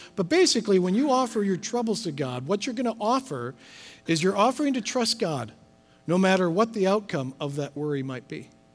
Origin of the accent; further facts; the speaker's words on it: Midwest, United States; moved away; I'm from the Midwest, grew up with thunderstorms. We don't quite have as many here as we did in the Midwest